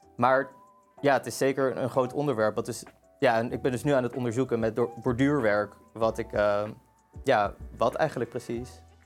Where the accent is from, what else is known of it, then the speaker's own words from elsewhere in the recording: Amsterdam, North Holland, Netherlands; ik kom uit Amsterdam. Ik ben geboren en getogen Amsterdammer